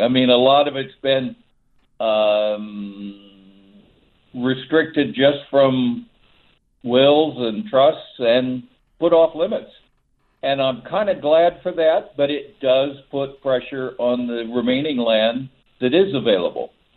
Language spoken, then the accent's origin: English; Texas, United States; now in San Francisco Bay Area, United States; I grew up in Texas